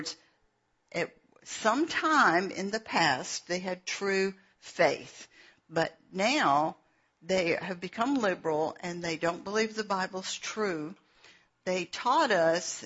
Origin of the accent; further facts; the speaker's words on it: Atlanta, Georgia, United States; I was born in Atlanta